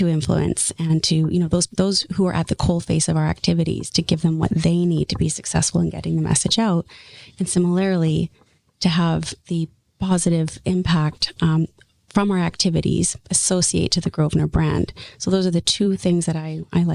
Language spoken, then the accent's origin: English; Ladner, British Columbia, Canada; also born or lived in St. John's, Newfoundland; I grew up in Ladner